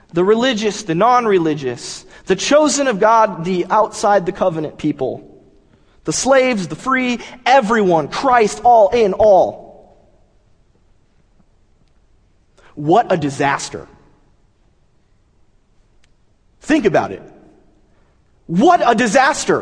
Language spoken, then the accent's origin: English; Southern California, United States; I'm from Southern California.